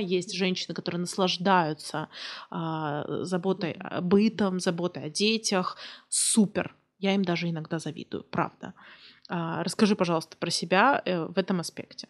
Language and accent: Russian; Kursk, Kursk Oblast, Russia; я из Курска